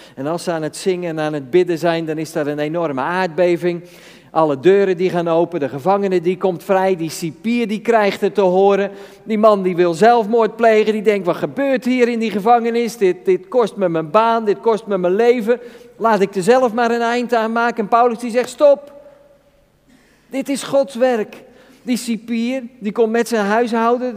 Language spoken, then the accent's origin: Dutch; Netherlands; Als Nederlanders zijn we redelijk gestructureerd